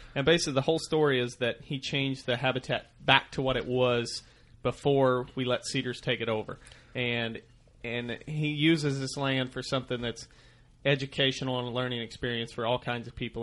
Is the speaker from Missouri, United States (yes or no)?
yes; Missouri, United States; I grew up in Missouri. I still, we're still out of Missouri